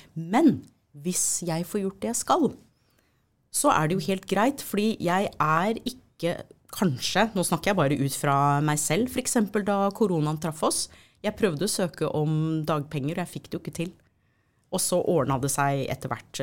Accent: United States; now in Norway; Nå er jeg amerikaner ikke sant, opprinnelig

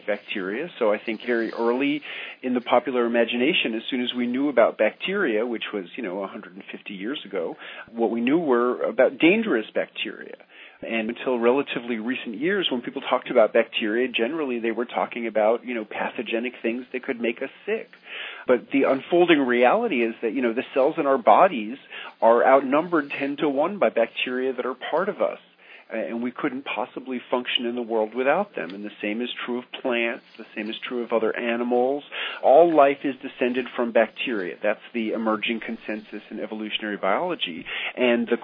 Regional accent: New York City, New York, United States; moved away as an adult; also born or lived in rural Tennessee; now in Tennessee, United States; I grew up in New York City

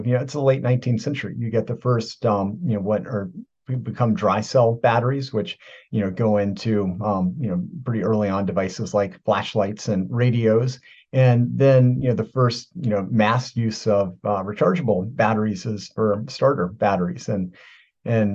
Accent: Virginia, United States; moved away; I am from Virginia, original.

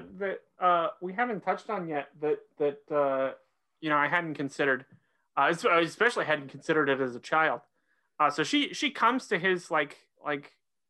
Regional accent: Oklahoma, United States; Born and raised in Oklahoma.

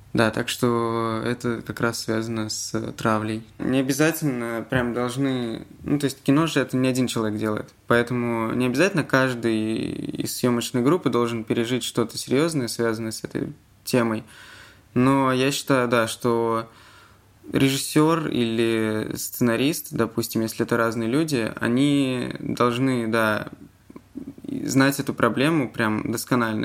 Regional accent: Zelenograd, Moscow, Russia; Я из Зеленограда, это часть Москвы.

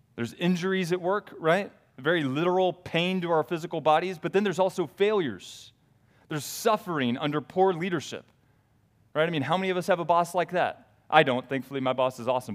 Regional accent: the South, United States; I grew up in the South

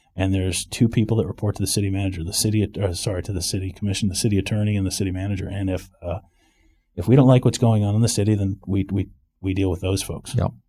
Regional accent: Rye, New York, United States; moved away as an adult; also born or lived in Greenwich, Connecticut / Maryland / San Francisco; now in Winter Park, United States; I was born in Greenwich, Connecticut, grew up in Rye, New York

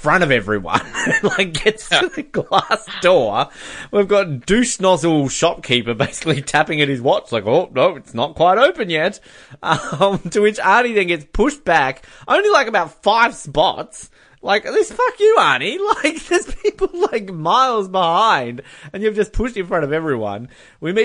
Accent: Australia; I'm Australian

